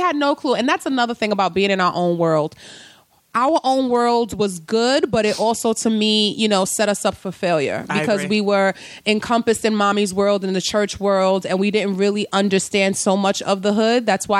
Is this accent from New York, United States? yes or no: yes; New York City, New York, United States; I'm from the Bronx.